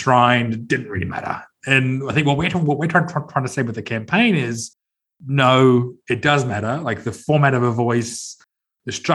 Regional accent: Sydney, New South Wales, Australia; I'm from Sydney. I grew up in Sydney

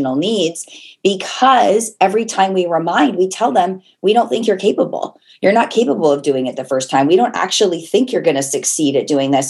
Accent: Portland, Oregon, United States; moved away as an adult; also born or lived in Las Vegas; now in Canada; I'm originally from Portland, Oregon, met my husband in Las Vegas

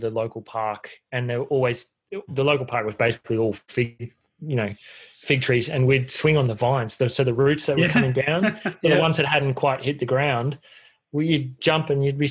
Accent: North Queensland, Australia; I grew up in North Queensland

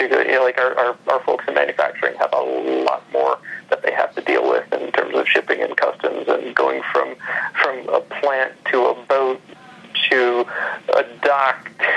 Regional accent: Ohio, United States; where I grew up in Ohio

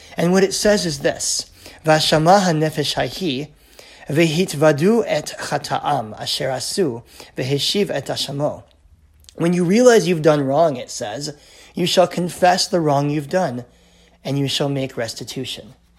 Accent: United States; now in Canada; in Canada, where I live today, even though I'm American by birth

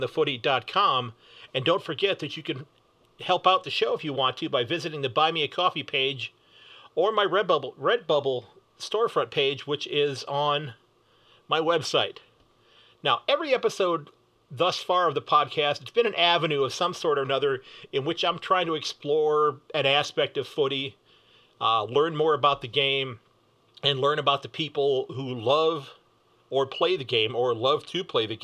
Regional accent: Sandusky, Ohio, United States; from Sandusky, Ohio

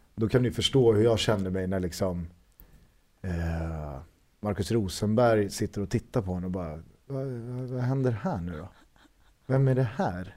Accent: Stockholm and Solna, Stockholm County, Sweden; Vi är ju från eh, Stockholm och Solna

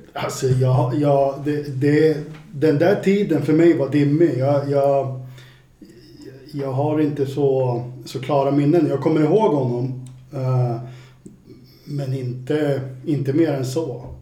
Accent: Värmland, Sweden; moved away; jag är från Värmland från början

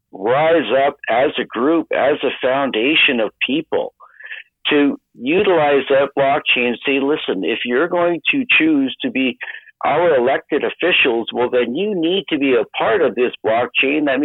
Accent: Canada; I so appreciate as a Canadian

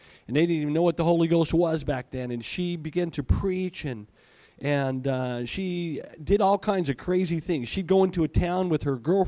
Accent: Malawi; born there; I was in Malawi once. That's where I was born. I was born in Africa.

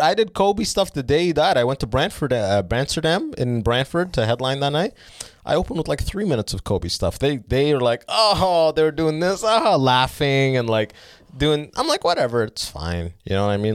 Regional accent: Northern Sudan, Sudan; moved away; I'm from the North 'cause we got fucked by the Arabs

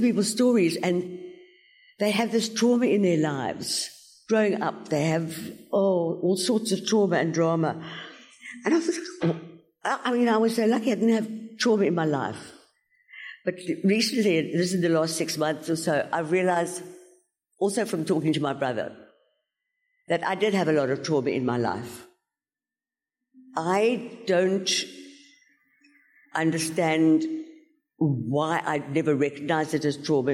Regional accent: George, Western Cape, South Africa; I come from George on the garden route

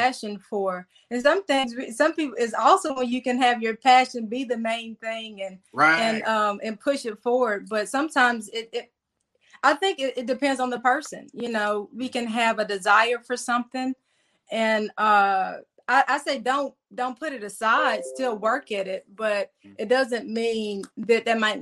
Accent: Jackson, Mississippi, United States; also born or lived in Gulfport, Mississippi / Arkansas; I was raised in Jackson

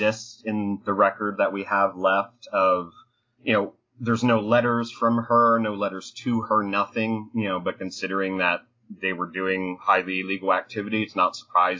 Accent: Seaford, Delaware, United States; I was born in Seaford, which is where she was captured and where she died, and went to public school, you know, in Sussex County

